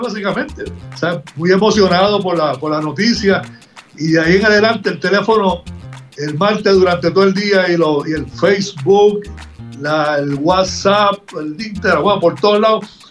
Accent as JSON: {"language": "Spanish", "town": "Humacao", "country": "Puerto Rico", "tie": "born or raised there", "said": "de mi pueblo Humacao"}